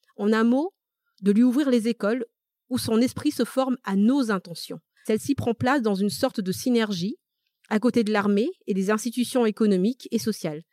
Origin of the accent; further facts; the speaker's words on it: Madagascar; first language Malagasy; French is a second language; now in France; je suis née à Madagascar. j'ai toujours parlé malgache. Le français n'est pas ma langue maternelle